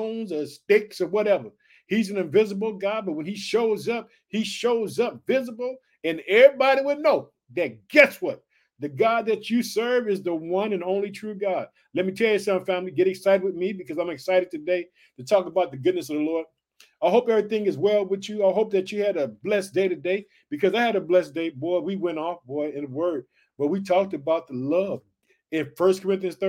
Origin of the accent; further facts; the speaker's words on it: Illinois, United States; also born or lived in Chicago; the state of Illinois, which is my home state. I reside in the city of Chicago